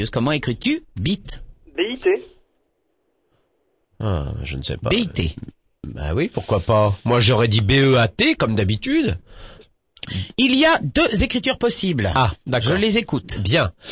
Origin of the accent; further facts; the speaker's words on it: Grand Est, France; près de Forbach